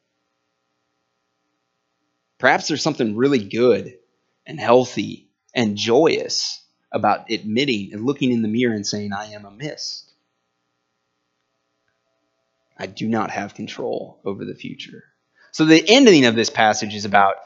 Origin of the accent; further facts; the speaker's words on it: Indiana, United States; we're all from Indiana